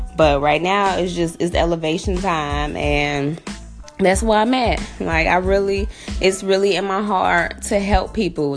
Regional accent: Chicago, Illinois, United States; I grew up on the south side of Chicago. I grew up in Englewood, born and raised in Chicago.

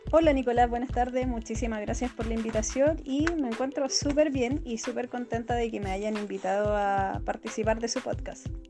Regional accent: Araucanía, Chile; nosotros somos de la Araucanía

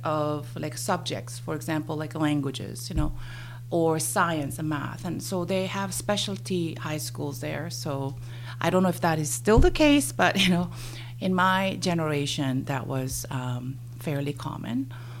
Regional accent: South Korea; born or raised there; English is a second language; moved away as an adult; now in Canada

